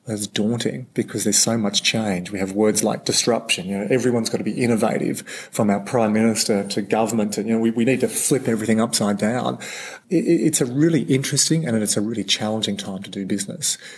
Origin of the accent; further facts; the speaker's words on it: Australia; as an Aussie bloke